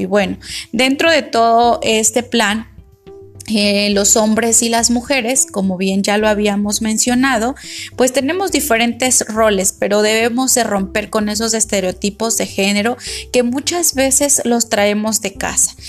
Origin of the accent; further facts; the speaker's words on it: Mexico; como mexicanos